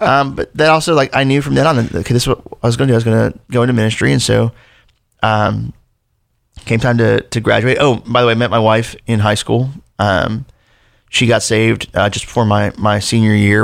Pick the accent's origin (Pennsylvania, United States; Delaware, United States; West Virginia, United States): Delaware, United States; also born or lived in Louisville, Kentucky; I was born in Louisville, Kentucky. Uh, we lived there until I was seven, then moved to Delaware when I was a kid.